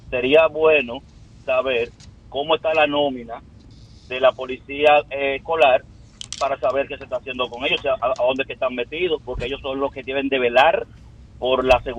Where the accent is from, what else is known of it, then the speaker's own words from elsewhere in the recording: Dominican Republic; Y eso es algo que nosotros como dominicanos deberíamos resaltarlo.